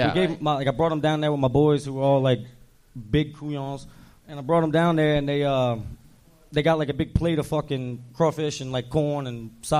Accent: New Orleans, Louisiana, United States; moved away; I'm from New Orleans, and a lot of people think because I got a bald head and I'm from the South

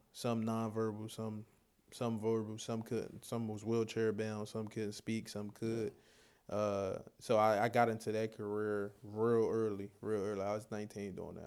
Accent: Philadelphia, Pennsylvania, United States; moved away; also born or lived in Charlotte, North Carolina; growing up in Philly is, uh, like any other ghetto

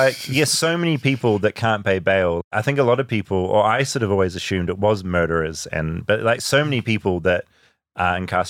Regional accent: New Zealand; now in United States; I'm from New Zealand.

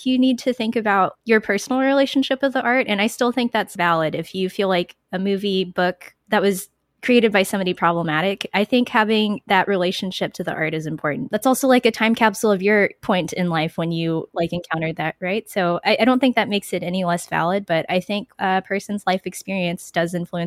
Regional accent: San Antonio, Texas, United States; I'm from San Antonio, Texas, which is home to the McNay Art Museum

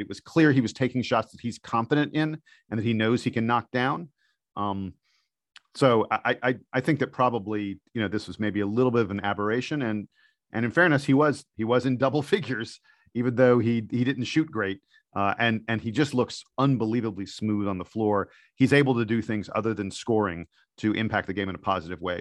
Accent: East Coast, United States; I'm from the East Coast

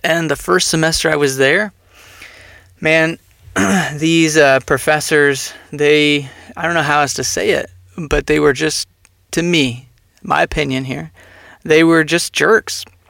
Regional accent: Texas, United States; moved away; also born or lived in Philadelphia area / Phoenix, Arizona; growing up in Texas, we were Southern Baptist for much of my upbringing

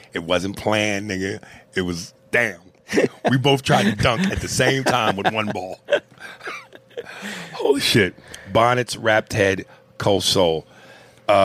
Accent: Canada; accent: Canadian; Mic drop in my Canadian accent. I have no Indian accent, but for joke purposes, I laugh because Aries has fun with the accent.

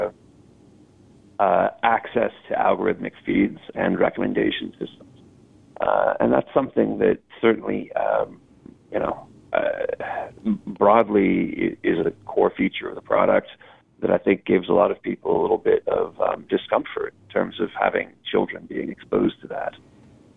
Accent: United States; as an American

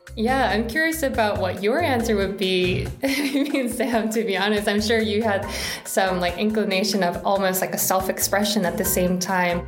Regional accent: Seoul, South Korea; I was born and raised in Seoul, South Korea

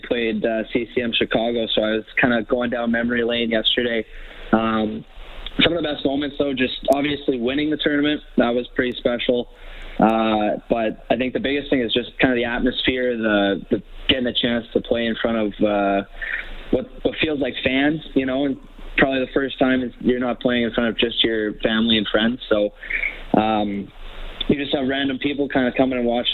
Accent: Edmonton, Alberta, Canada; I was from Edmonton, I was staying at home

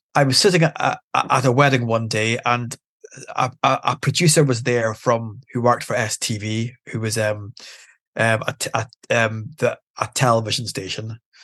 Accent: Aberdeen, Scotland, United Kingdom; I'm born and bred in Aberdeen

